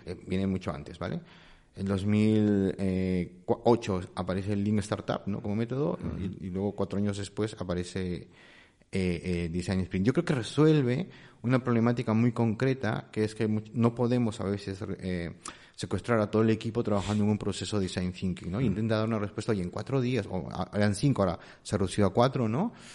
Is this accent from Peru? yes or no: yes; Peru; moved away as an adult; now in Spain; no soy de aquí, soy peruano. Llevo ya casi unos 20 años aquí